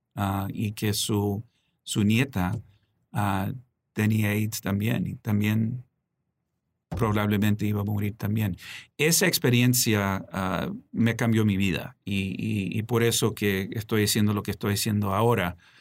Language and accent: Spanish; Washington, Maryland, United States; also born or lived in Gaithersburg / Silver Spring / Bethesda / Mexico City; creciendo aquí en Washington